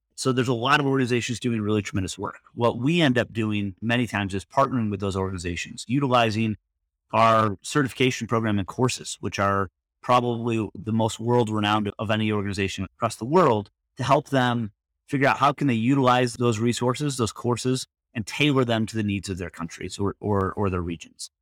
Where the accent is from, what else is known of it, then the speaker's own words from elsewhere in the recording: Michigan, United States; moved away as an adult; now in Washington, D.C. area, United States; I grew up in Michigan. I spent most of my life in Michigan and moved out to the D C area